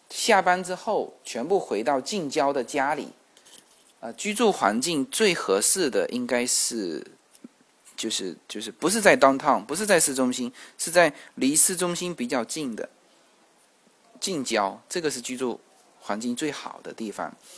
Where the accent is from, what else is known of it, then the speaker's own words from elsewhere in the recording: China; 我们中国人都是这样子